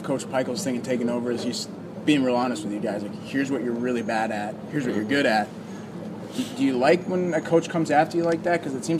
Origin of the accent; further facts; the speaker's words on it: Virginia, United States; I grew up in Virginia